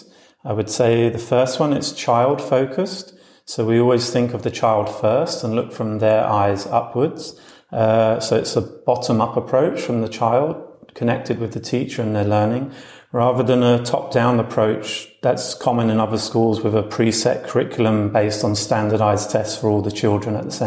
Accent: London, United Kingdom; moved away as an adult; also born or lived in Australia / United States; now in Berlin, Germany; I previously lived and worked as a teacher in Australia, America and England, where I'm from London.

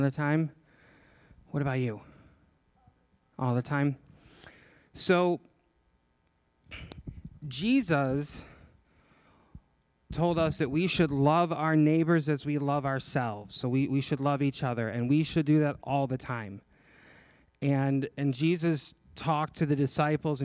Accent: just outside of Chicago, Illinois, United States; I'm from Illinois, just outside of Chicago

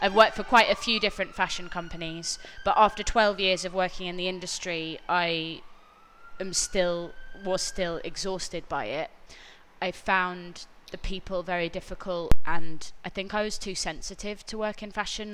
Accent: London, United Kingdom; I grew up in North London

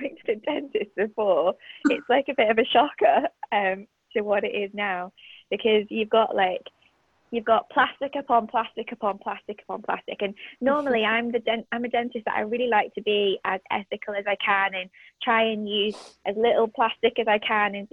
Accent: Liverpool, North West England, United Kingdom; also born or lived in Bahrain; I went to school in Liverpool, and that's where I grew up, and after growing up in the Middle East when I was, like, very young.

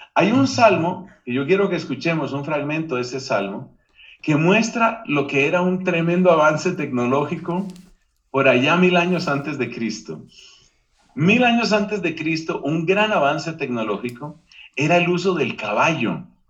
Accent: Colombia; Aquí en mi país, Colombia

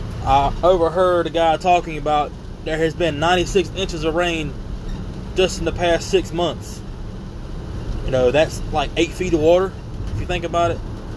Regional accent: United States; we as American citizens

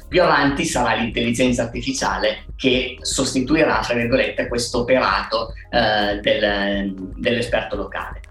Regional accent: Alba, Piedmont, Italy; noi siamo cinque soci, siamo di Alba

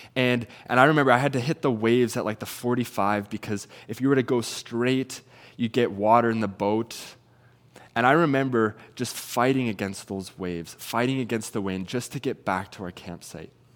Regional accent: Salmon Arm, British Columbia, Canada; moved away as an adult; now in Kelowna, Canada; I'm originally from Salmon Arm

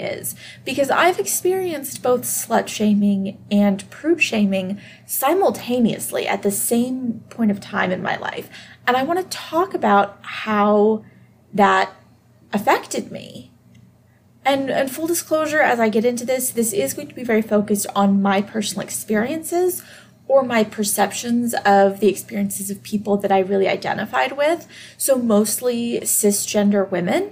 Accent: Deep South, United States; I am from the Deep South, and I did grow up surrounded by very conservative, very Christian people

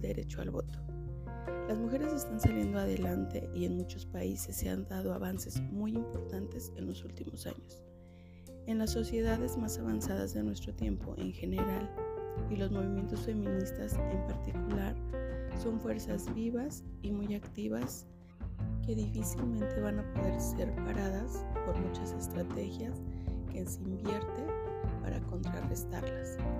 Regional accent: Mexico; Como mujer, como mexicana y como madre

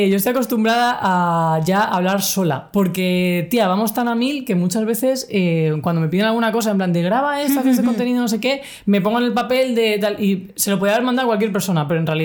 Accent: Cartagena, Region of Murcia, Spain; moved away as an adult; yo soy de Cartagena, he pasado toda mi vida allí, o sea, nací allí, mi familia es de allí, bueno, mi padre era de Madrid, también tengo familia en Madrid, pero vamos, yo me criaba criado ahí toda mi infancia, toda mi adolescencia, hasta los 18 que vine aquí.

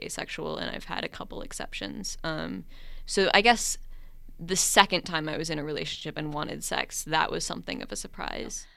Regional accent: Minnesota, United States; moved away as an adult; I am from Minnesota originally, but I went to college out of state and now I'm back.

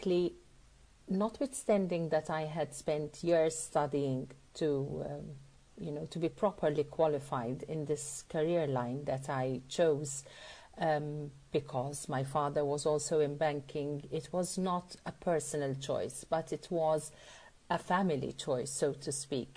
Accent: Malta; I'm from Malta.

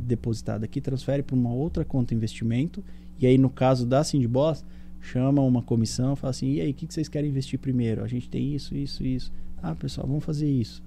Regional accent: São Caetano do Sul, São Paulo, Brazil; moved away; eu sou sul são caetanense, né? É. Eu sou do ABC paulista

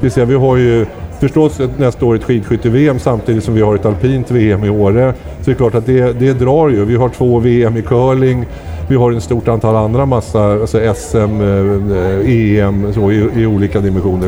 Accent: Stockholm, Stockholm County, Sweden; now in Östersund, Sweden; jag är ju stockholmare från början.

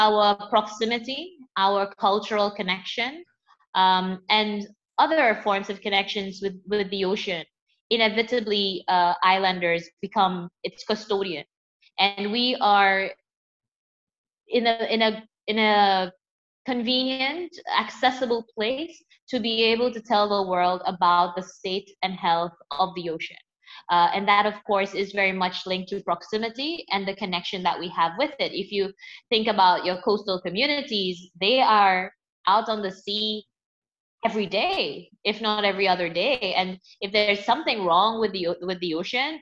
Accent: Seychelles; I grew up in the Seychelles, you know, and had, a pretty typical island upbringing

